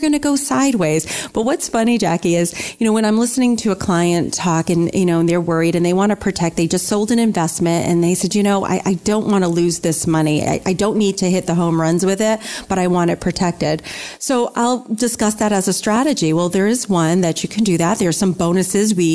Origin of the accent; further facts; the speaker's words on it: New England, United States; growing up in New England